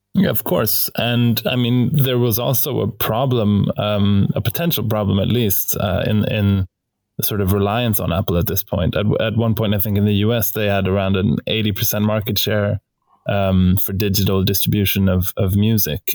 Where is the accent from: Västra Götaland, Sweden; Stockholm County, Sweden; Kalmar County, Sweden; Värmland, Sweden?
Stockholm County, Sweden; Stockholm; we're both from Stockholm